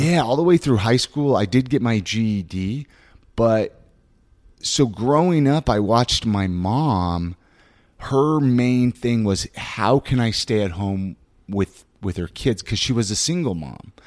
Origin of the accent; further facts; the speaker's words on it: Ventura, California, United States; now in Utah, United States; I was born and raised in Southern California